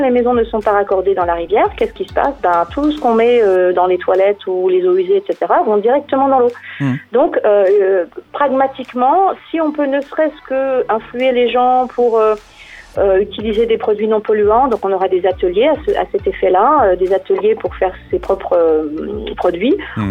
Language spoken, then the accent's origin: French; Monthermé, Grand Est, France; je me suis baladée le long de ma ma rivière, puisque je suis native de Monternay